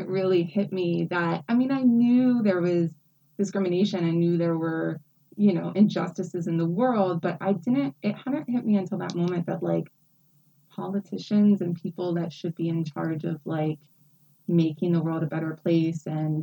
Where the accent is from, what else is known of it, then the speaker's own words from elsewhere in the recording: West Virginia, United States; now in Philadelphia, United States; I'm originally from West Virginia. So I'm born and raised in West Virginia